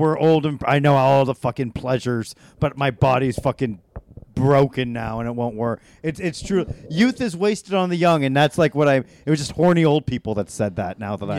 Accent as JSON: {"language": "English", "region": "California", "country": "United States", "moved": "yes", "said": "Yeah, I'm from California."}